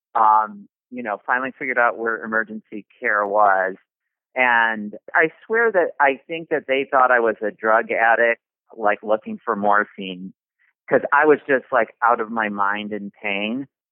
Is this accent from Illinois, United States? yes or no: yes; Chicago, Illinois, United States; I grew up basically in Chicago